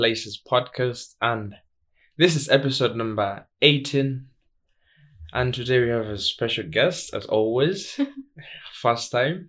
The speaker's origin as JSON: {"language": "English", "country": "Tanzania", "tie": "born or raised there", "second_language": "English", "said": "I grew up in Tanzania."}